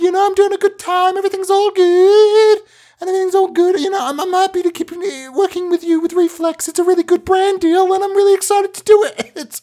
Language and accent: English; Melbourne, Victoria, Australia; since I was a wee boy growing up in Melbourne